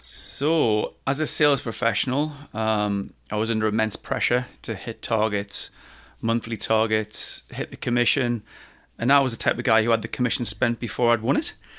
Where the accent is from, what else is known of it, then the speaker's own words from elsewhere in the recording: Newcastle upon Tyne, North East England, United Kingdom; accent: Geordie; my Geordie just kicks